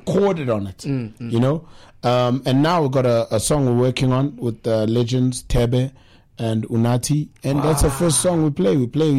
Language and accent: English; Johannesburg, Gauteng, South Africa; moved away as an adult; now in KwaZulu-Natal, South Africa; Yeah, we live there. So, because I grew up in Joburg, my Zulu is accommodating to Sotho, Tswana, Shana.